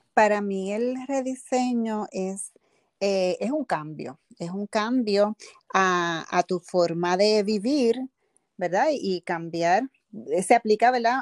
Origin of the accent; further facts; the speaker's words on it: Bayamón, Puerto Rico; soy del pueblo de Bayamón, Puerto Rico.